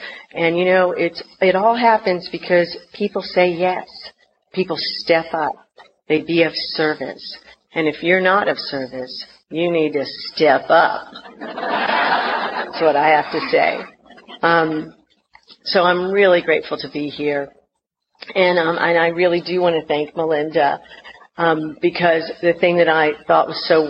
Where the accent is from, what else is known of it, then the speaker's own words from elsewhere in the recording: North Carolina, United States; born there; I was born in North Carolina, and I had a real thick accent.